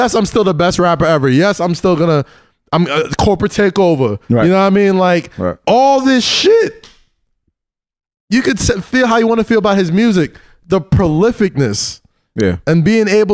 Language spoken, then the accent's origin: English; New York City, New York, United States; I grew up in Staten Island